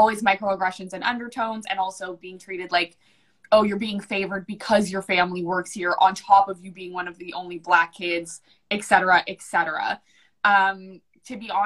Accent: New Brunswick, Canada; born or raised there; first language English

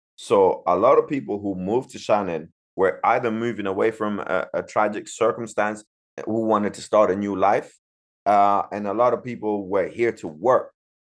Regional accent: Zimbabwe; Because, you know, I come from Zimbabwe

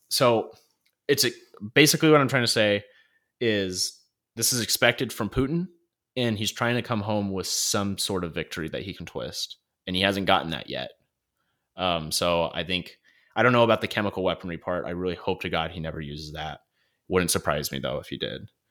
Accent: North Idaho, United States; growing up in North Idaho, like, everyone has a gun

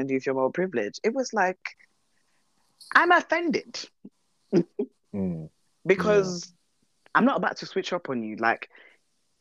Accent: London, United Kingdom; I'm a Londoner

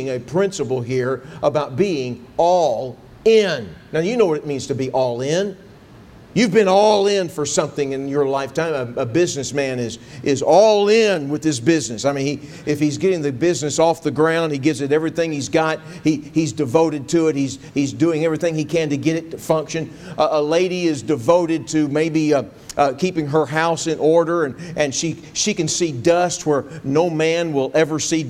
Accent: Texas, United States; I grew up in Texas

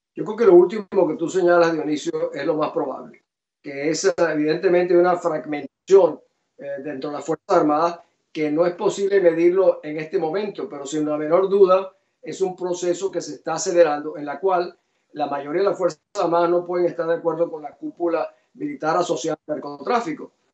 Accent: Venezuela; moved away; also born or lived in Guatemala; mi país

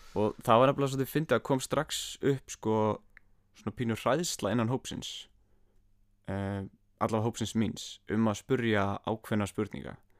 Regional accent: Iceland; ég er bara frá Íslandi

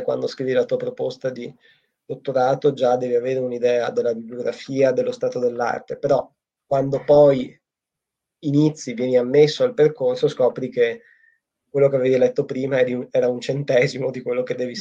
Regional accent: Italy; moved away as an adult; now in Japan; il mio paese è l'Italia

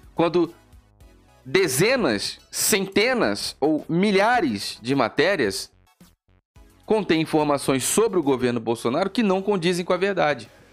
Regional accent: Brazil; como brasileiros

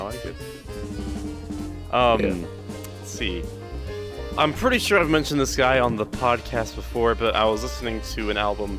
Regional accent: South Carolina, United States; I'm from South Carolina, and we both play piano

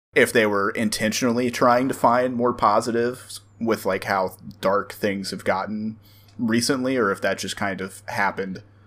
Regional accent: the South, United States; we grew up in the South

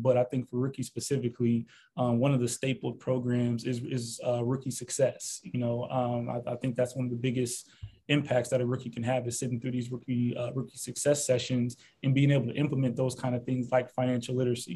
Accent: Normal, Illinois, United States; also born or lived in Carbondale, Illinois; now in Miami, United States; I'm originally from the Midwest. You know, born and raised from Normal, Illinois

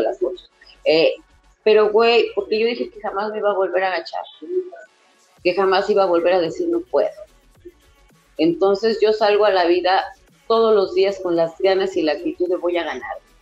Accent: Mexico

